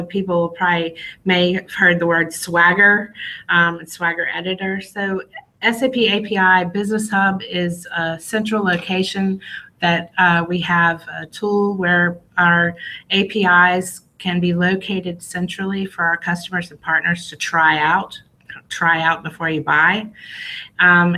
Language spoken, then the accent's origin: English; United States; now in Israel; I'm originally from the United States